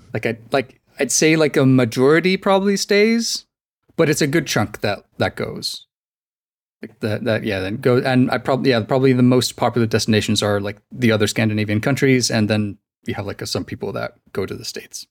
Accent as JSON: {"language": "English", "country": "Iceland", "second_language": "English", "said": "from Iceland"}